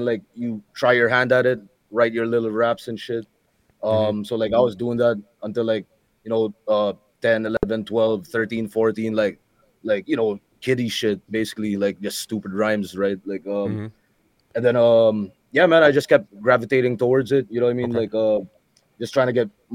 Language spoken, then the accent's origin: English; Philippines; first language English